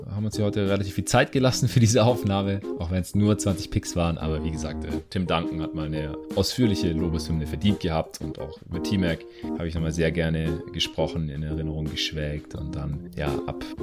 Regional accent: Stuttgart, Baden-Württemberg, Germany; now in Berlin, Germany; Ich bin jetzt nur aktuell gerade noch in Stuttgart, in meiner alten Heimat.

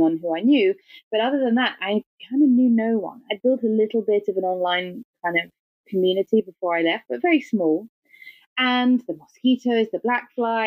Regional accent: England, United Kingdom; accent: English; my English accent and being British

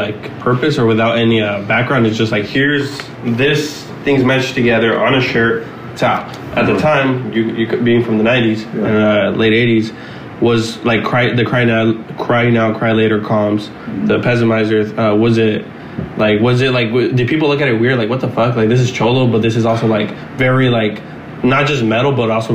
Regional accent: Los Angeles, California, United States; I'm talking like I'm from South Central, not from East

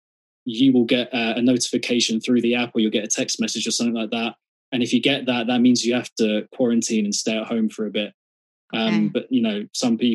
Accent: London, United Kingdom; I live just outside of a very famous part of London called Camden.

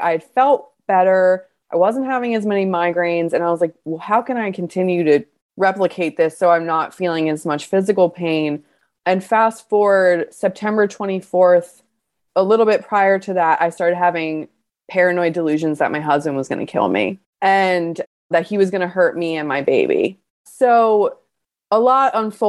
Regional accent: Baltimore, Maryland, United States; I'm from Baltimore and I was really in surrounding areas in the county, in the city

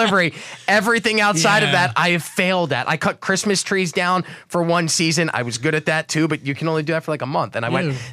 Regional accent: Tampa, Florida, United States; moved away as an adult; up in Tampa where I'm original, I moved from Tampa

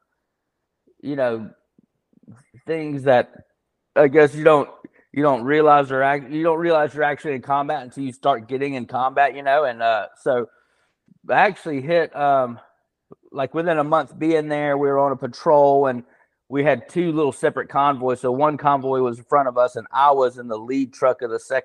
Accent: Birmingham, Alabama, United States; also born or lived in Montgomery, Alabama / Nashville, Tennessee; I am from Alabama, born in Montgomery, Alabama. And then we moved to Birmingham shortly after me and my brother were born. So been in Birmingham most

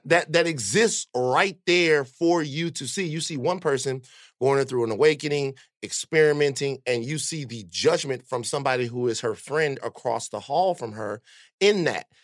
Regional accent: Baton Rouge, Louisiana, United States; growing up in Baton Rouge

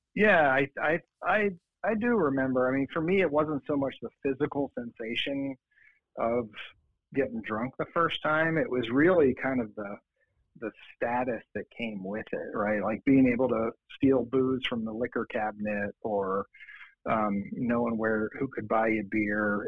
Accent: Lancaster County, Pennsylvania, United States; also born or lived in Boston; now in Denver, United States; I'm actually from Pennsylvania

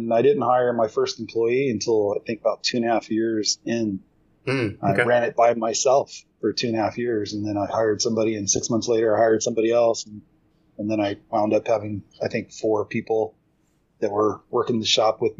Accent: Southern California, United States; moved away as an adult; also born or lived in Fullerton, California; now in Hudson Oaks, United States; I'm originally from Southern California

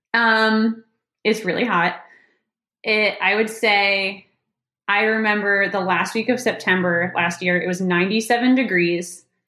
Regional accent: Massachusetts, United States; now in North Carolina, United States; I'm from Massachusetts

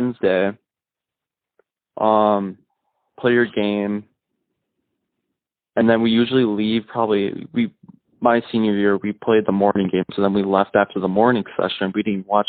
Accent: Sartell, Minnesota, United States; also born or lived in St. Cloud, Minnesota; Originally I'm from Sartell, Minnesota. I played hockey there until eighth grade.

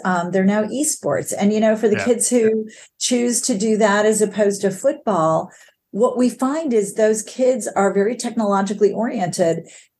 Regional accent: New York, United States; born there; also born or lived in Michigan; born in New York under IBM umbrella, and then, you know, moved to Michigan

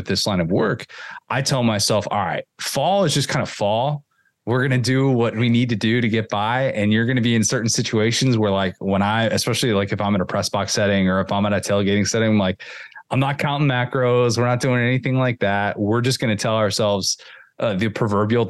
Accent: Midwest, United States; I'm from the Midwest

